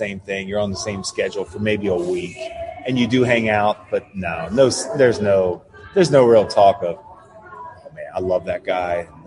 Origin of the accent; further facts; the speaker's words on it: Shippensburg, Pennsylvania, United States; I grew up in Shippensburg, Pennsylvania when I was a kid